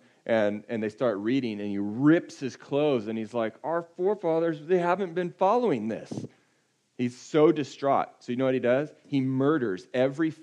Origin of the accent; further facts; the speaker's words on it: California, United States; I'm from California